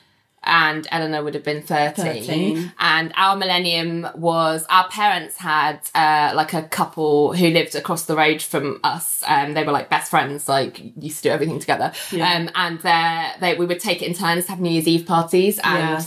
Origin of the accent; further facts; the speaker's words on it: United Kingdom; we're British